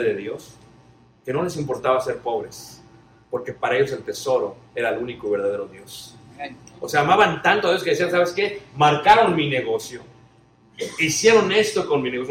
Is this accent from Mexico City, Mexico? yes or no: yes; Mexico City, Mexico; Yo soy de Ciudad de México